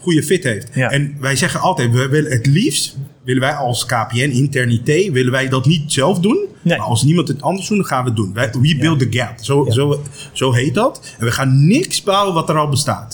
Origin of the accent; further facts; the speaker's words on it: Aruba; now in Netherlands; ik kom zelf uit Aruba